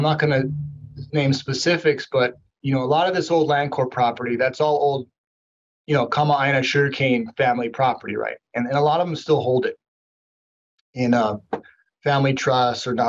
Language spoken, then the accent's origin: English; Hawaii, United States; I'm Native Hawaiian.